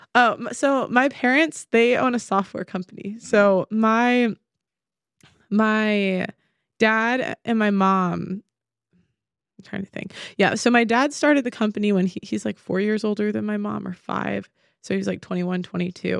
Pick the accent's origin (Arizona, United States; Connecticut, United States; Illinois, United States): Illinois, United States; Chicago; now in England; I'm from Chicago, the suburbs, originally